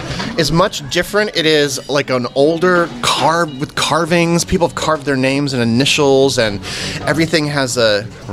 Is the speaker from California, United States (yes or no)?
no; New York City, New York, United States; We're both from Brooklyn, Scott.